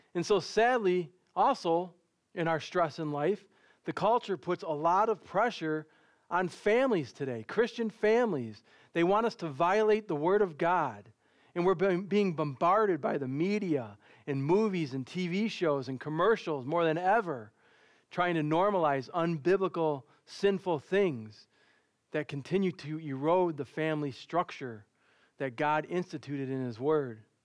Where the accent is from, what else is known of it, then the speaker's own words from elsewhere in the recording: Dearborn, Michigan, United States; I grew up in Dearborn, and growing up in Dearborn